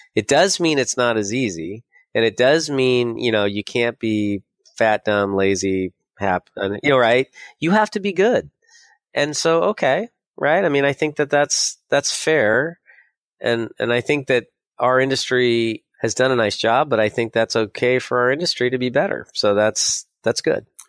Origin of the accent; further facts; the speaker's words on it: San Diego, California, United States; moved away as an adult; also born or lived in San Francisco; I grew up in San Diego